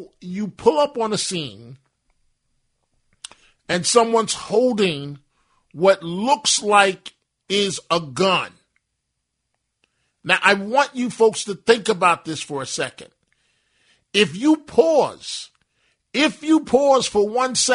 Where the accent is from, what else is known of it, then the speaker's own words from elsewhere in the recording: New York City, New York, United States; as a kid growing up in New York City